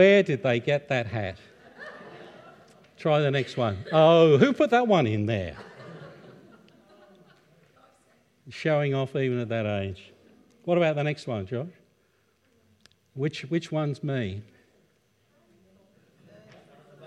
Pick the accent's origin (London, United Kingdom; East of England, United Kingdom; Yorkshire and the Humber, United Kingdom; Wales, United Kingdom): East of England, United Kingdom; Ipswich; I was born in the United Kingdom in 1951, in a town on the east coast called Ipswich, which is in Suffolk.